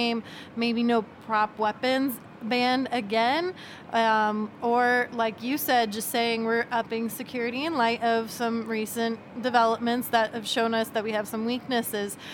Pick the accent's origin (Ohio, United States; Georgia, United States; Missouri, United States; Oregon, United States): Georgia, United States; Atlanta; I'm actually from Atlanta